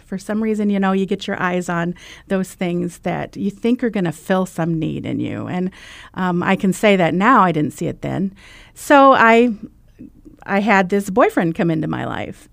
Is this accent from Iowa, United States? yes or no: yes; Iowa, United States; I'm from Iowa